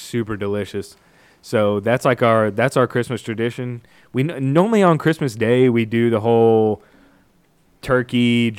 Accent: Murfreesboro, Tennessee, United States; born or raised there; moved away as an adult; also born or lived in Kentucky

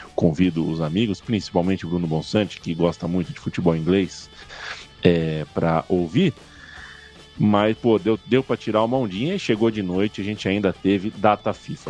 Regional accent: Brazil; a gente é brasileiro

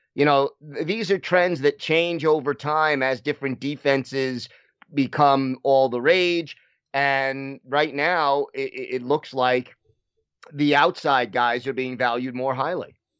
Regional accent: New York, United States; I was from New York

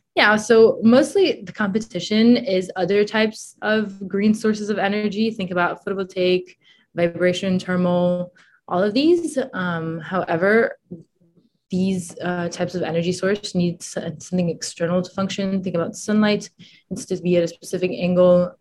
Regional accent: France; moved away; also born or lived in Italy / Boston; I'm originally from Italy. Uh, then when I was a kid, I we moved to France, me and my family, and so I grew up in the French

